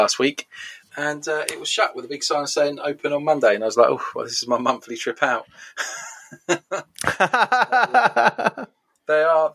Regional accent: United Kingdom; we are British

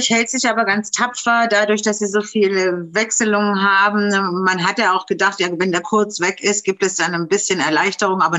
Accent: Germany; Du bist aus der Schweiz, ich komme aus Deutschland

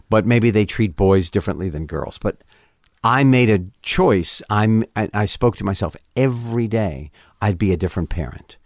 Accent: New York City, New York, United States; moved away as an adult; I grew up in Manhattan, so, West Side

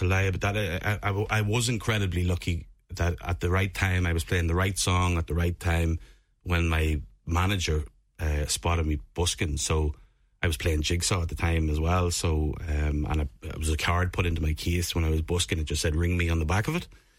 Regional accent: Monaghan, County Monaghan, Ireland; So I'm from Monaghan town. And I continued that path, and I joined Riverdance as a dancer when I turned 15.

